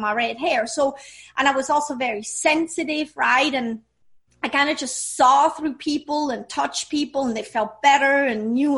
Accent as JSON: {"language": "English", "country": "Switzerland", "tie": "born or raised there", "second_language": "English", "moved": "yes", "said": "I grew up in Switzerland."}